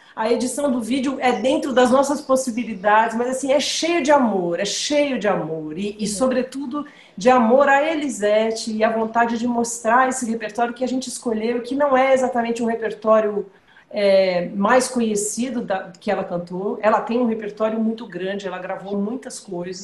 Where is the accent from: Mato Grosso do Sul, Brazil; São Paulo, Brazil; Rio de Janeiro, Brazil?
São Paulo, Brazil; Eu sou paulista